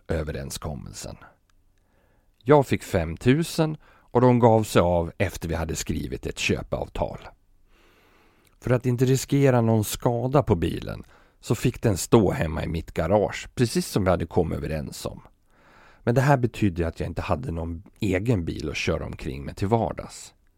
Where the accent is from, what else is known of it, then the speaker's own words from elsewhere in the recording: Sweden; moved away as an adult; now in Copenhagen, Denmark; här hemma i Sverige